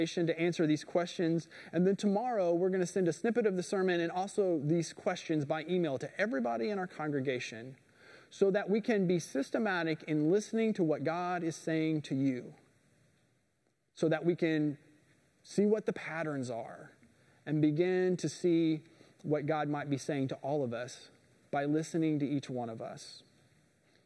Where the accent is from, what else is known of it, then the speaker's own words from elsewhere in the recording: Indiana, United States; moved away; I'm from Indiana. We don't have a lot of rocks where I'm from